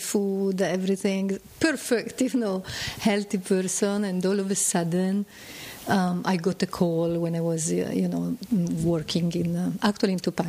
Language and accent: English; Milan, Lombardy, Italy; From Milan.